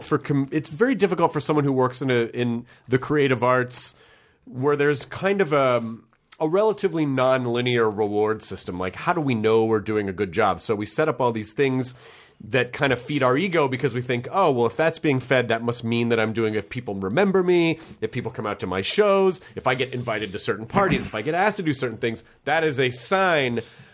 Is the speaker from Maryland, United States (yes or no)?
no; Memphis, Tennessee, United States; also born or lived in Kentucky / Denver / Florida; now in Los Angeles, United States; I was born in Kentucky, but I always say I'm from Tennessee because I spent a considerable chunk of my childhood there.